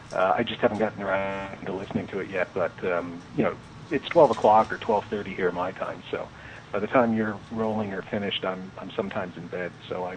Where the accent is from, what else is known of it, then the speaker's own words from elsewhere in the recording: Canada; as a Canadian torn between those two empires, I tend to gravitate more towards the mother country than I do my rambunctious, compartmentalized southern cousins.